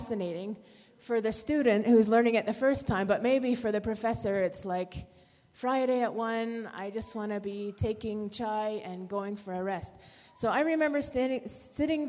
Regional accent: Canada; now in Malawi; We have four children, and we're from Canada, and we work here in Malawi

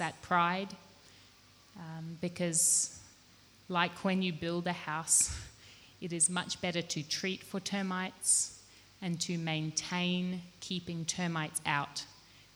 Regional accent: Australia; now in Malawi; I grew up in Australia and now I've lived in Malawi

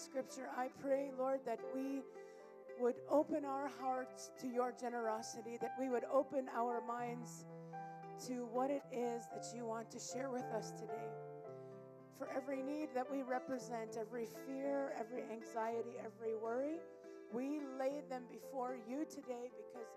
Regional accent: Canada; moved away as an adult; now in Malawi; I am originally from Canada, and I've been in Malawi since 2014 with our family

